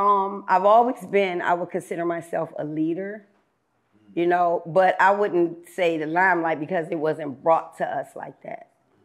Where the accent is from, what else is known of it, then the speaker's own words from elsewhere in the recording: Washington, District of Columbia, United States; I'm from Washington, D.C., Southeast, which would be considered the toughest, roughest part. I never grew up in a projects. I didn't grow up in what you would call considered the hood. I had a pretty good upbringing.